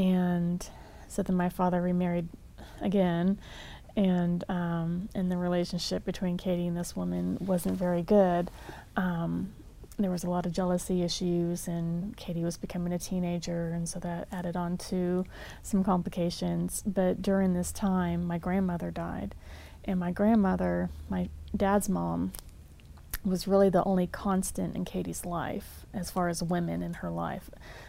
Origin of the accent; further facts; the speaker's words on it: San Antonio, Texas, United States; now in Prattville, United States; I'm from San Antonio, though. It's where I've called home for forever. My father was in the Army, so you always had to pick a place where you called home